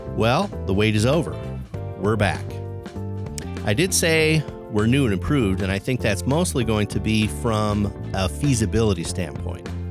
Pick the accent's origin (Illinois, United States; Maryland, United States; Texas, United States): Illinois, United States; Chicago; now in Indianapolis, United States; I came from Chicago